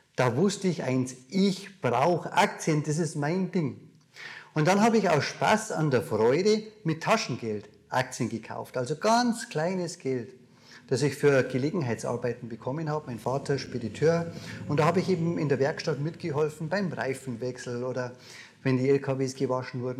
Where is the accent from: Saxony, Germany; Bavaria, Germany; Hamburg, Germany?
Bavaria, Germany; Mosen; accent: Bavarian; Wir sind inmitten in Bayern, wie du an meinem Dialekt vielleicht hörst. Mosen, ein kleines Dorf, von München nicht allzu weit weg. Und da bin ich groß geworden. Da bin ich aufgewachsen.